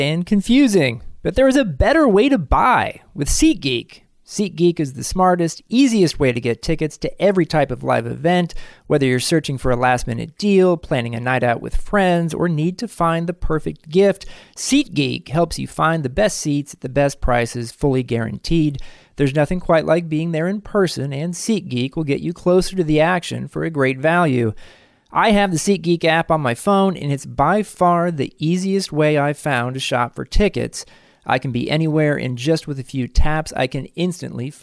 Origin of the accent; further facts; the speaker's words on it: United States; an American